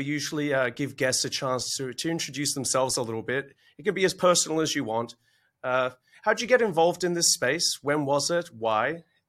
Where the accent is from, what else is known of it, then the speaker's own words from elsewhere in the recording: Australia; accent: Australian; you'll have to forgive my originally Australian accent